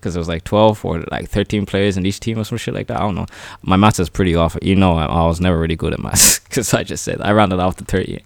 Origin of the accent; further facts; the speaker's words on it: Ireland; a guy who was born and raised in Ireland, I know I'm black, I'm black and African